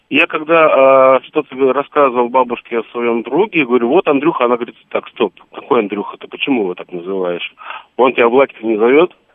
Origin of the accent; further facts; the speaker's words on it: the Urals, Russia; Я сам с Урала